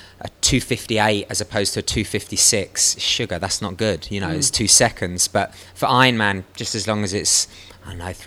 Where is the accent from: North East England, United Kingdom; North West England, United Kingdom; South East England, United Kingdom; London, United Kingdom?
London, United Kingdom; I'm from London, I grew up in West London